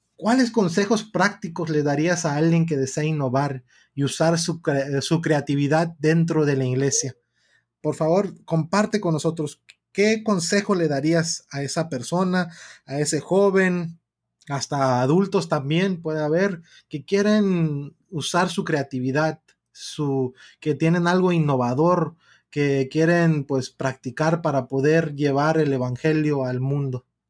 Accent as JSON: {"language": "Spanish", "country": "United States", "tie": "born or raised there", "moved": "yes", "lives_now": "Mexico", "said": "yo crecí en Estados Unidos"}